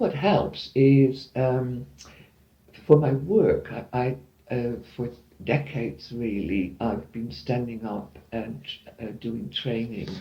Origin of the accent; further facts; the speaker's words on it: Netherlands; moved away; I'm from the Netherlands